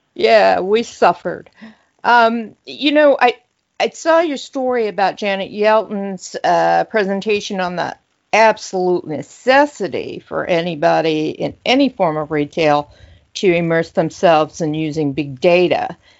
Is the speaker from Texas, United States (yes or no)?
no; Louisville, Kentucky, United States; my hometown, Louisville, uh, Louisville, Kentucky